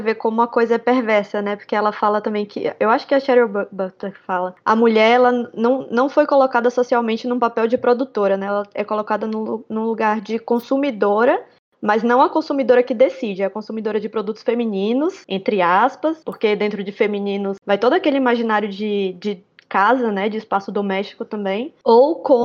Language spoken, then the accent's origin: Portuguese; Northeast Brazil, Brazil; Mesmo sendo nordestina